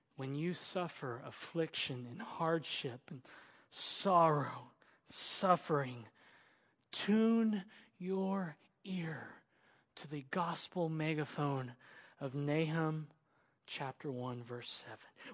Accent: Oklahoma, United States; I grew up in Oklahoma in the country and we use switches

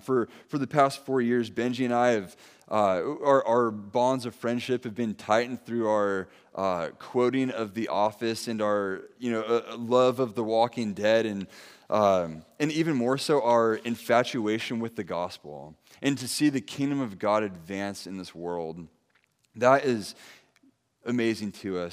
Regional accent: Santa Maria, California, United States; also born or lived in San Dimas, California / Ventura, California; my wife and I, we grew up here in Santa Maria.

